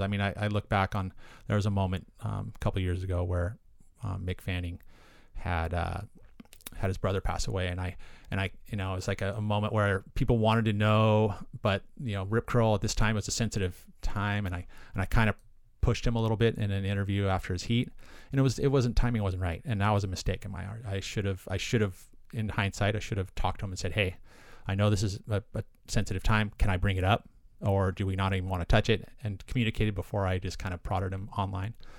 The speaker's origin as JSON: {"language": "English", "town": "Aptos", "region": "California", "country": "United States", "tie": "born or raised there", "also_born_or_lived": "Santa Cruz, California", "said": "I grew up on the south side. I grew up in Aptos, La Selva Beach area"}